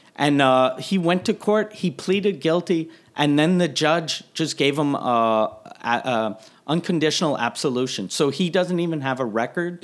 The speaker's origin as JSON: {"language": "English", "town": "Quebec City", "region": "Quebec", "country": "Canada", "said": "I was from Quebec City"}